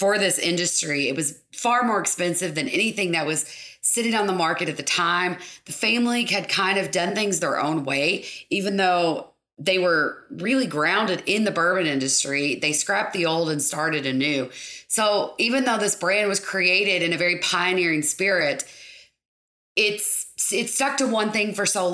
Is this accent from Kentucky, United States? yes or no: yes; Lake Cumberland area, South Central Kentucky, United States; also born or lived in Lexington, Kentucky / Bardstown, Kentucky; born and raised in South Central Kentucky, Lake Cumberland area